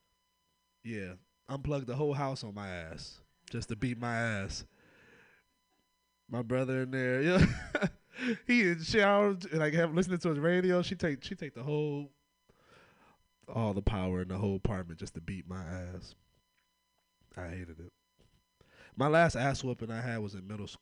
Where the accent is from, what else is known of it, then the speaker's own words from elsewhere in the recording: Oakland, California, United States; I'm from Oakland